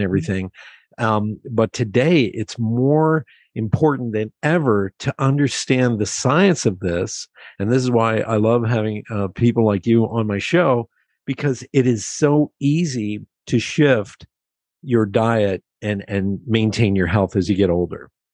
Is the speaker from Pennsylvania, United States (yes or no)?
yes; Pennsylvania, United States; I grew up in Pennsylvania.